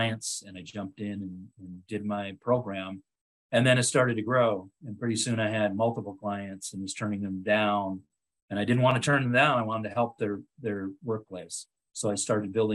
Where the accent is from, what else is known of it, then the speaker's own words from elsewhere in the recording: Otego, New York, United States; moved away as an adult; also born or lived in Washington State; my hometown of Otigo, New York